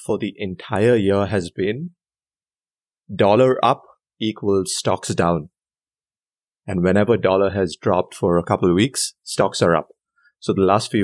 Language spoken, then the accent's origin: English; Bangalore, Karnataka, India; moved away as an adult; I'm from Bangalore, India